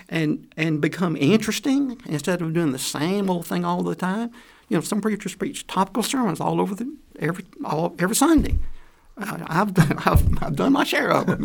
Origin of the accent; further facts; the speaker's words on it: Atlanta, Georgia, United States; moved away; I'm from Atlanta, Georgia